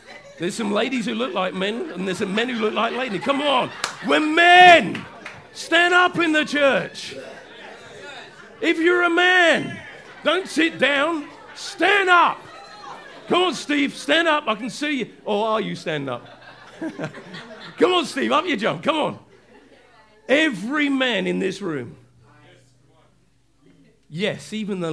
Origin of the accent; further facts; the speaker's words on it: England, United Kingdom; I'm quiet as an Englishman. I am. I'm really introvert as an Englishman